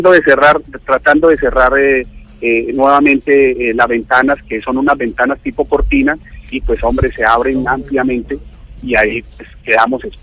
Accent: Caribbean Region, Colombia; Yo, como costeño

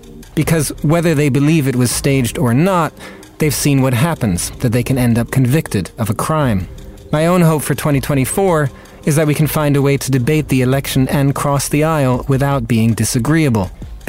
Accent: United States; It's hard to describe the sort of shock I felt as an American myself, rather than as a journalist.

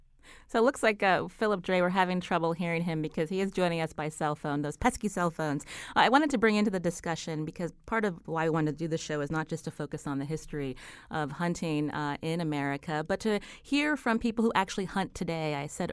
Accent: Pennsylvania, United States; I would mention when I grew up in Pennsylvania, I knew a lot of people.

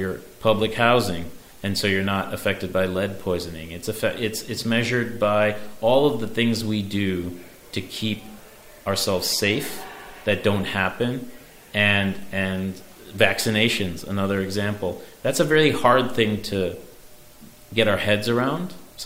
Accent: Chicago, Illinois, United States; now in New York, United States; growing up in Chicago

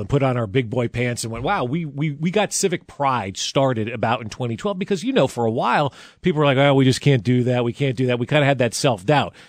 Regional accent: New Jersey, United States; now in Kansas City, United States; I grew up in New Jersey

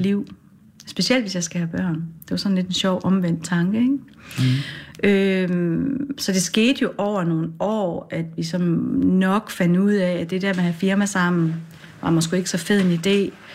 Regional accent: Gedsted, North Denmark Region, Denmark; also born or lived in Aarhus / Farsø; har jeg vokset op i en lille bit by ude ved Limfjorden

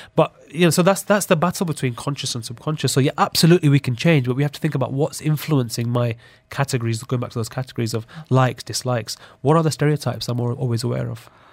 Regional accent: Sheffield, Yorkshire and the Humber, United Kingdom; growing up in Sheffield in the U K

